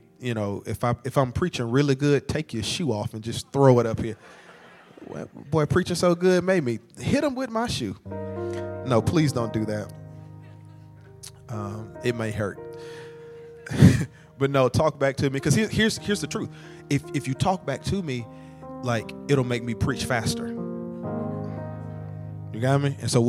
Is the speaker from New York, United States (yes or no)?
no; Nashville, Tennessee, United States; I'm your cousin from Nashville. And so I'm officially a part of the family.